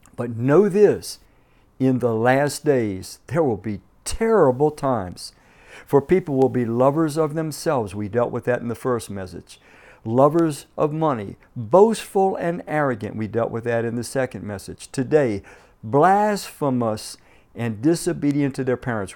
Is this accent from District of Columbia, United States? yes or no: yes; Washington, District of Columbia, United States; moved away as an adult; growing up in Washington, D C, was riding the D C Transit buses